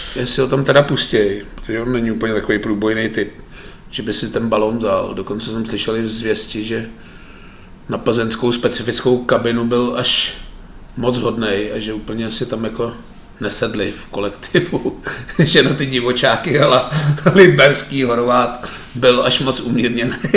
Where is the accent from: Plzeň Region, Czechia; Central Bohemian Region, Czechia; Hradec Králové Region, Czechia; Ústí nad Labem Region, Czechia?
Ústí nad Labem Region, Czechia; Litvínov; když jsem vyrůstal v Litvínové